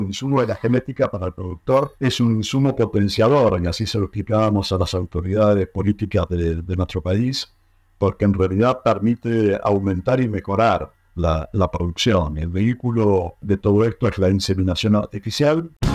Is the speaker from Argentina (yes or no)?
yes; Argentina